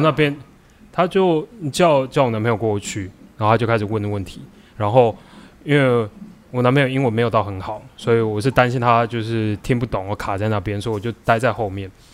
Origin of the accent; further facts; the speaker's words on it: Taiwan; also born or lived in United States; 我们台湾人